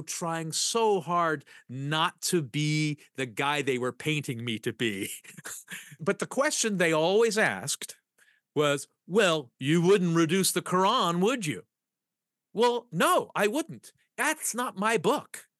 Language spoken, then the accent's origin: English; United States; I'm from America